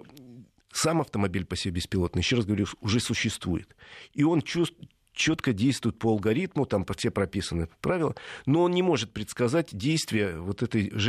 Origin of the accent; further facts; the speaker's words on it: Stary Oskol, Belgorod Oblast, Russia; Старый Оскол просто мой родной город